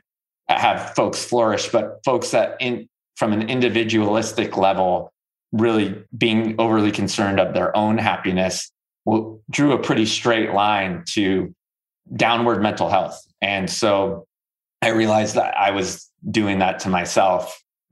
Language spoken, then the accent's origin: English; Northern California, United States; moved away as an adult; now in North Carolina, United States; I'm from Northern California